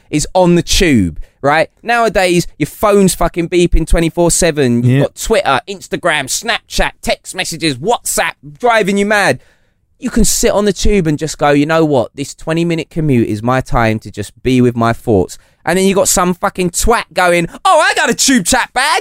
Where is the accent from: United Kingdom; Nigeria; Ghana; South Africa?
United Kingdom; We're British